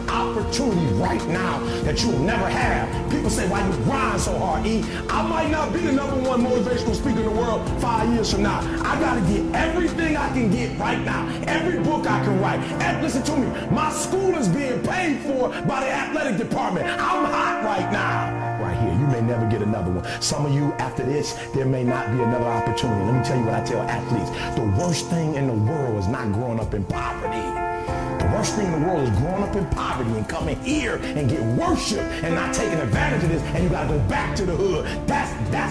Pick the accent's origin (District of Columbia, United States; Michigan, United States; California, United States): Michigan, United States; Detroit; I'm from Detroit, homeless.